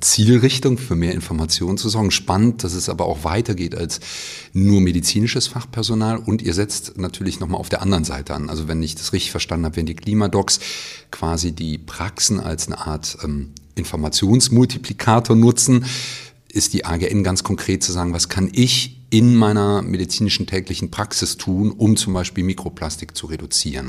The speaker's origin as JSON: {"language": "German", "town": "Cologne", "region": "North Rhine-Westphalia", "country": "Germany", "said": "ich komme auch aus Köln"}